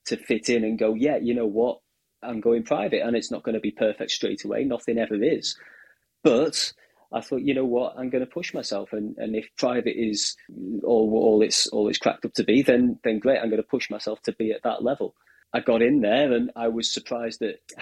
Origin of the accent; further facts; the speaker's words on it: Warrington, North West England, United Kingdom; moved away as an adult; also born or lived in Liverpool; now in Yorkshire, United Kingdom; I grew up in Warrington, moved over to Liverpool for my undergraduate